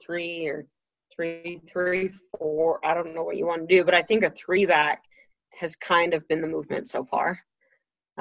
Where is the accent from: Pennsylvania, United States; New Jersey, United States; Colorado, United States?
Colorado, United States; growing up in Colorado